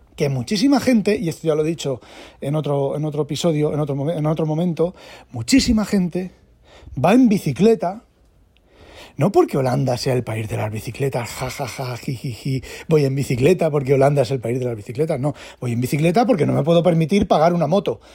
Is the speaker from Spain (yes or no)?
yes; Spain; moved away as an adult; now in Netherlands; siendo español